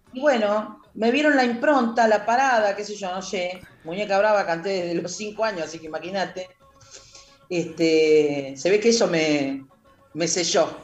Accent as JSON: {"language": "Spanish", "town": "Comodoro Rivadavia", "region": "Chubut", "country": "Argentina", "said": "yo siempre digo que soy palo de Comodoro y Astilla de Buenos Aires"}